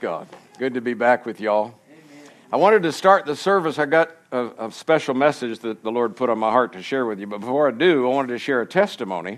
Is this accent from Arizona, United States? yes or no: no; Florida, United States; moved away as an adult; also born or lived in Colorado; I was born and raised in Florida, lived there for 27 years